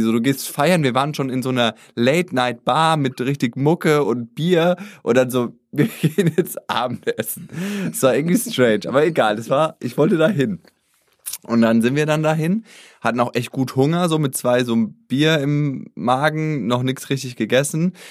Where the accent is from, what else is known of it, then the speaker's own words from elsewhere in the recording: Germany; ich komme aus Deutschland